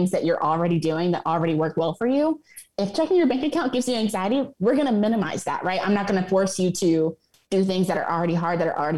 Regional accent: Atlanta, Georgia, United States; I'm actually based in Atlanta, Georgia. I'm an Atlanta native

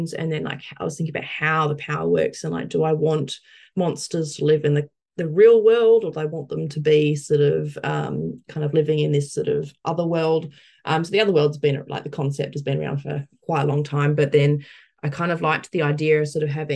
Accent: Perth, Western Australia, Australia; moved away; growing up in Perth

